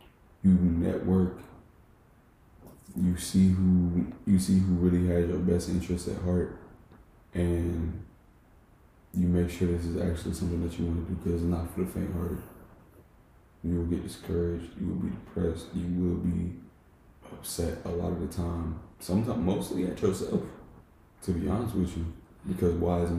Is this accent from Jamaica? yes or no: yes; Jamaica; And I'm Jamaican, so any, like, all world music always, like, speaks to me.